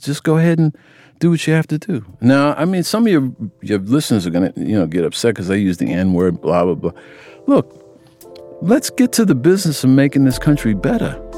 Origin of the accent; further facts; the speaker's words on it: United States; I grew up in America